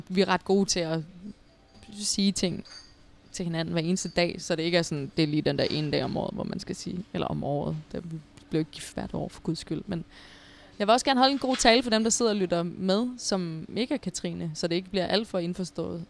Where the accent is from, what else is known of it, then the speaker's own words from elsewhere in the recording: Odense, Southern Denmark, Denmark; jeg er fra Odense og har spillet i OB